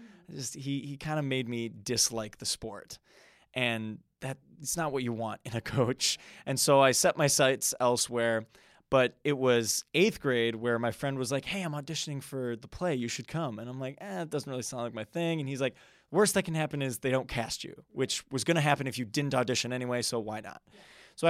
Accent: Wisconsin, United States; So I'm a Midwest man. So I born and raised in the Wisconsin area. So even when I was younger, it was just very, you know, suburban, go to school, get good grades and kind of go from there.

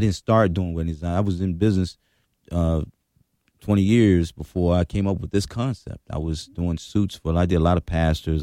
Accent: Washington, District of Columbia, United States; I grew up in Washington when it was Choctaw City.

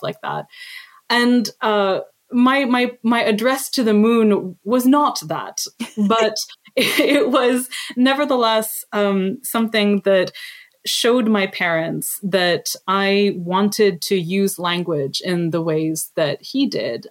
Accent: Canada; also born or lived in Lebanon; I was born in Canada, but my parents were born in Lebanon

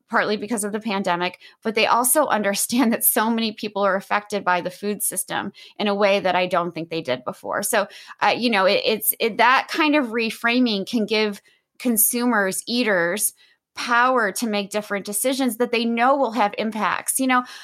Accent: Midwest, United States; moved away; I'm originally from the Midwest

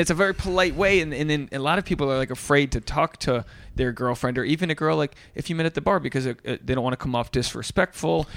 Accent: Rhode Island, United States; I'm from Rhode Island, but I, so I didn't come up in the Boston community

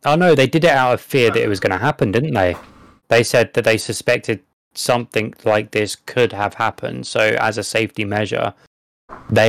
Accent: England, United Kingdom; you can tell we're English

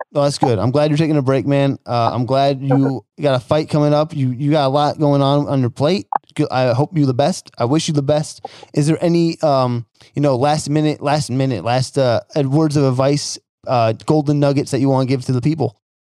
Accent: New Jersey, United States; moved away; I'm from Jersey originally so you know I grew up in a blue oh, collar blue collar town.

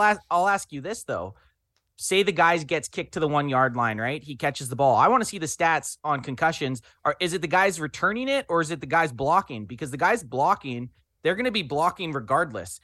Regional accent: Canada; we're Canadian boys

